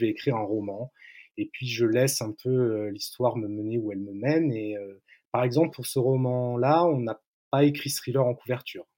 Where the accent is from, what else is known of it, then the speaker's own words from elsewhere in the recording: Antibes, Provence-Alpes-Côte d'Azur, France; ma ville natale, en Antibes, sur la côte d'Azur